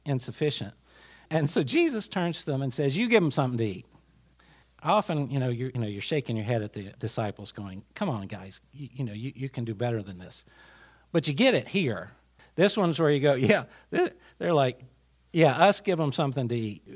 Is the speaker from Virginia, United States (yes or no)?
yes; Glade Spring, Virginia, United States; I grew up in a village. I grew up in Glade Spring